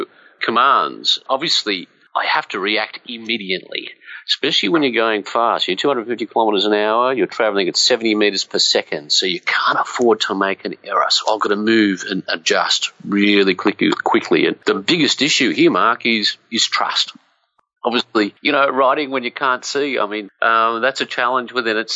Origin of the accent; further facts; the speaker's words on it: Blue Mountains, west of Sydney, New South Wales, Australia; I grew up in the Blue Mountains west of Sydney